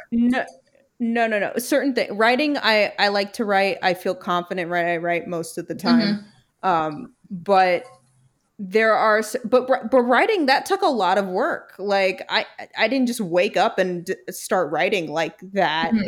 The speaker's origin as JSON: {"language": "English", "town": "New York City", "region": "New York", "country": "United States", "tie": "born or raised there", "said": "I just was born in Brooklyn and thrilled about it"}